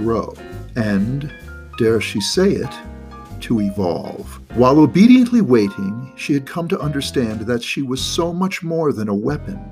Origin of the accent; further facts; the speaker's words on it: United States; I'm a hugely patriotic American